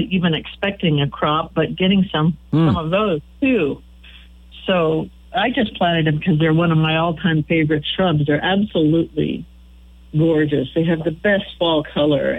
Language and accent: English; Kearney, Nebraska, United States; moved away as an adult; now in Chadron, United States; I grew up in Buffalo County in the Kearney area, and even as a native Nebraskan